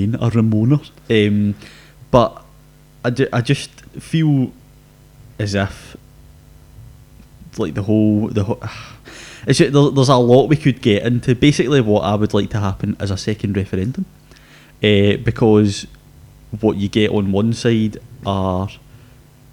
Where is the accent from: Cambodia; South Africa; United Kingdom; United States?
United Kingdom; Scotland; being a Scottish person